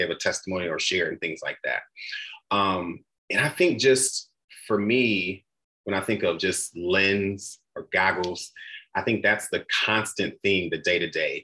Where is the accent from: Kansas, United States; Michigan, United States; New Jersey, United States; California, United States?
Michigan, United States; Flint; I'm a kid from Flint, Michigan, born and raised